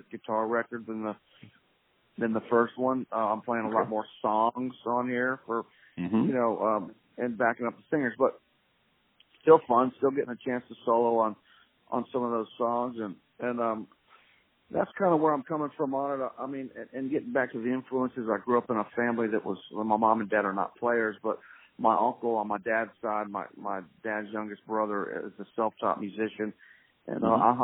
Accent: Pensacola, Florida / Alabama state line, United States; now in Nashville, United States; I was born in Pensacola, Florida, raised on

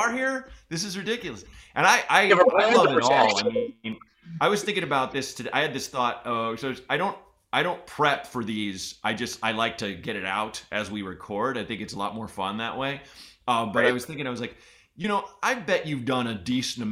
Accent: Oregon, United States; growing up in Oregon

